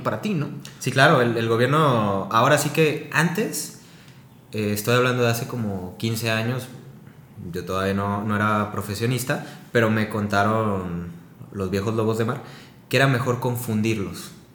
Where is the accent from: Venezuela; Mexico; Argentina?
Mexico; Guadalajara, Jalisco; soy de aquí de Guadalajara